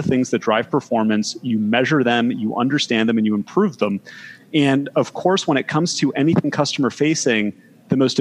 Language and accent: English; Toronto, Ontario, Canada; moved away as an adult; now in Bay Area, United States; I'm originally from Toronto, Canada. Apologies if anybody has trouble understanding my accent, but moved out to the Bay Area in 2008